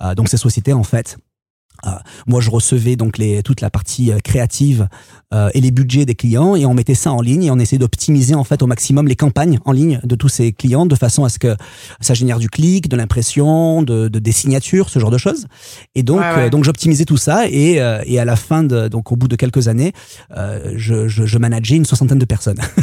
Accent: Marseille, Provence-Alpes-Côte d'Azur, France; moved away as an adult; also born or lived in Paris; quand on vient de Marseille

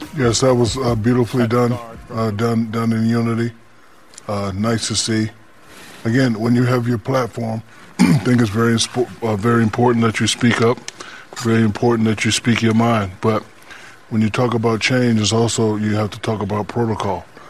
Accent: New Orleans, Louisiana, United States; growing up in New Orleans

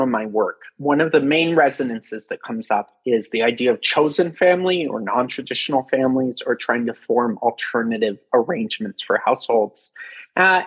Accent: Pacific Northwest, United States; I grew up in the Pacific Northwest, where there's a long history of hippies forming deliberate communities in the 1970s

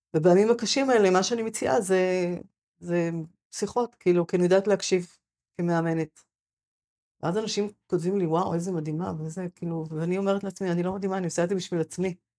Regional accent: Sa'ad, Southern District, Israel; moved away as an adult; also born or lived in Gush Etzion / Shoham; now in Mefalsim, Israel; אני נולדתי בקיבוץ סעד, שזה ליד מפלסים, ואני לפני שנה חזרתי אחרי... עזבתי מיד אחרי הצבא

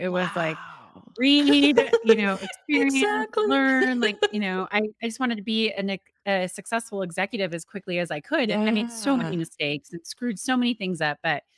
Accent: Colorado, United States; also born or lived in Austin, Texas; and I grew up on the Western Slope of Colorado, but I had left Austin, Texas.

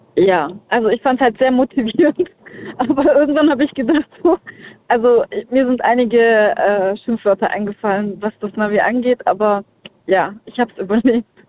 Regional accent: Ulm, Baden-Württemberg, Germany; aus Ulm

